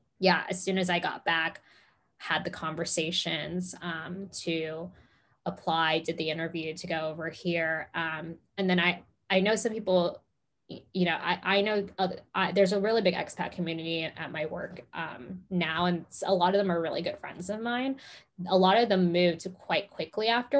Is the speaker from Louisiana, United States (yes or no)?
no; Los Angeles, California, United States; moved away as an adult; also born or lived in Arizona; now in London, United Kingdom; I was born and raised in Los Angeles